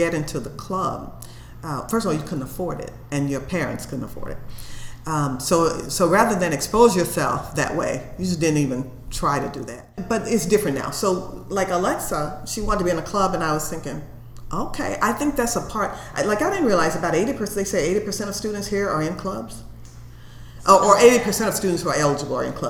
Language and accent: English; Memphis, Tennessee, United States; moved away as an adult; I was from the South and I was from Memphis, Tennessee